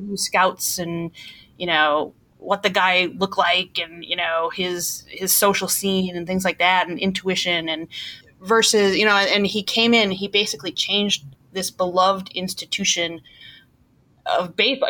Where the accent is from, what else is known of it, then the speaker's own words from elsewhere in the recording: Milwaukee, Wisconsin, United States; accent: Milwaukee; I'm from Milwaukee, Wisconsin